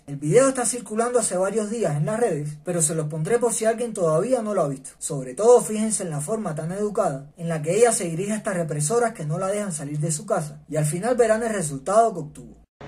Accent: Cuba; todos somos cubanos

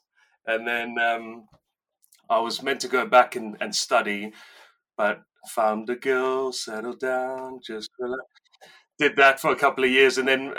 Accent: South Africa; now in Newton Abbot, United Kingdom; 1988, the year I was born. Now, so I got into rugby. I grew up in South Africa, and in South Africa, it's a rugby mad country.

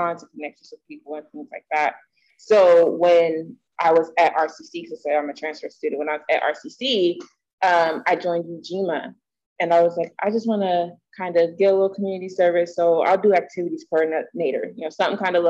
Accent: Columbus, Ohio, United States; moved away; I was born and raised in Ohio

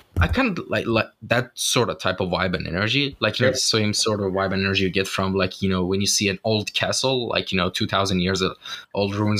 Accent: Shiraz, Fars, Iran; now in Istanbul, Turkey; my hometown, Shiraz

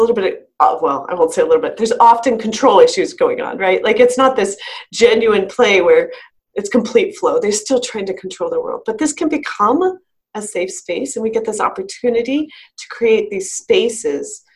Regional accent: Maryland, United States; moved away as an adult; now in Colorado, United States; in the area I grew up outside of DC

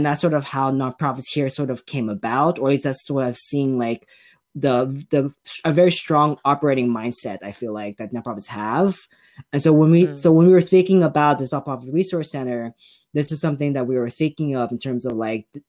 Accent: Salinas, California, United States; I am from, born and raised in Salinas

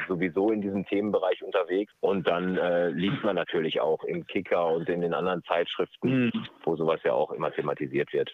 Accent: near Dortmund, North Rhine-Westphalia, Germany; ich bin in der Nähe von Dortmund groß geworden

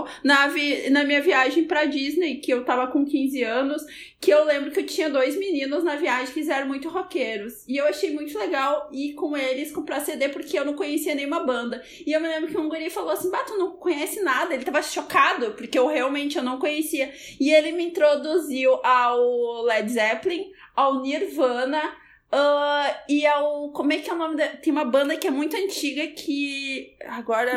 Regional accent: Rio Grande do Sul, Brazil; also born or lived in Tapera; na minha adolescência eu morava em Rio Parque, que é uma cidade pequena aqui do Rio Grande do Sul

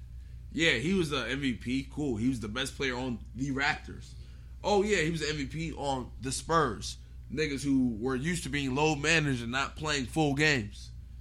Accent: Baltimore, Maryland, United States; I go to see my city win.

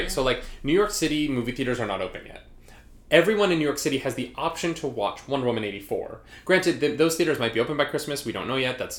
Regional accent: Canada; We're Canadian.

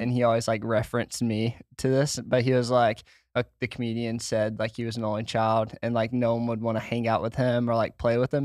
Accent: Washington, United States; moved away as an adult; I grew up in Washington

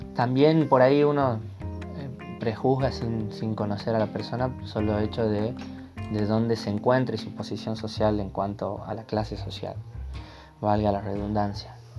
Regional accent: Termas de Río Hondo, Santiago del Estero, Argentina; soy de Termes Riondo, Santiago del Estero, Argentina

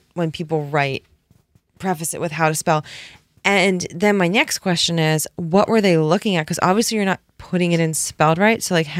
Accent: Rhode Island, United States; born there; Guys, I was born in Rhode Island.

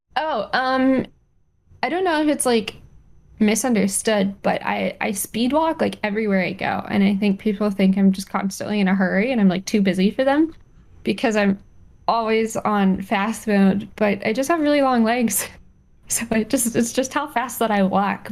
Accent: Colorado, United States; moved away; I, spent some time growing up in Colorado, and sage is everywhere

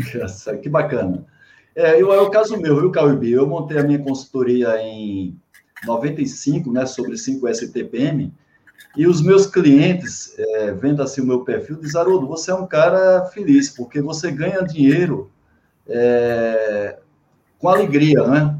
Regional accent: Paraíba, Brazil; moved away; quando eu morava no Nordeste, que eu sou lá da Paraíba

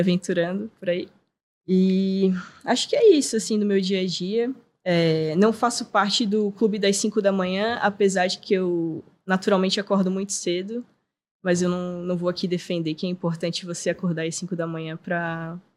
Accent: Florianópolis, Santa Catarina, Brazil; Eu sou manezinha nascida e criada

